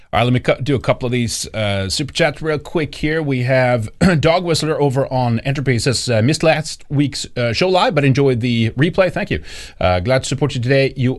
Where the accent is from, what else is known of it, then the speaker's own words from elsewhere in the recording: Ohio, United States; Anyway, I grew up on in Ohio as a kid, and he was a politician.